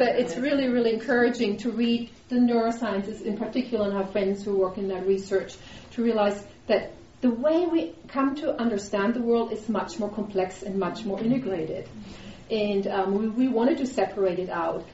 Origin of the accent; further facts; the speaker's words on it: Germany; moved away; I grew up in the Lutheran tradition in Germany